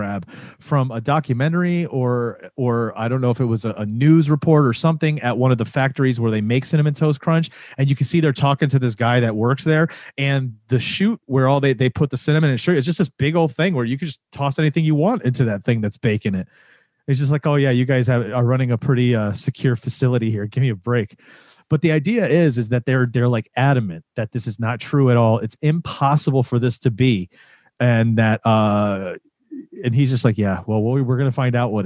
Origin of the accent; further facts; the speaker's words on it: Florida, United States; you and I grew up in Florida